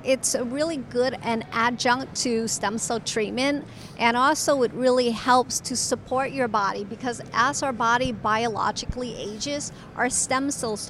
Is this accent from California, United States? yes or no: no; Tampa, Florida, United States; born or raised there